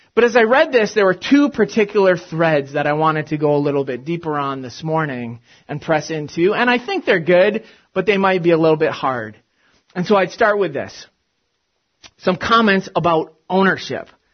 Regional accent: Big Ten football country, Midwest, United States; moved away; I grew up in the States and in uh, Big Ten football country

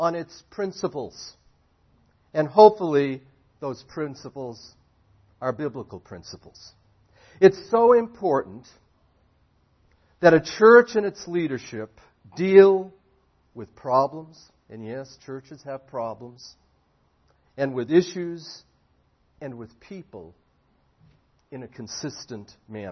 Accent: Boston, Massachusetts, United States; also born or lived in Indianapolis, Indiana / Collingswood, New Jersey; now in Arizona, United States; I'm an American citizen, born and raised in Boston

